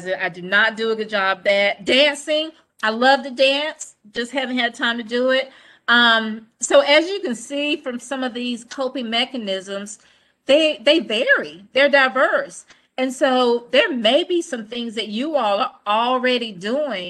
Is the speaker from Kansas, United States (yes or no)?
no; Goldsboro, North Carolina, United States; I'm from Goldsboro, little country town.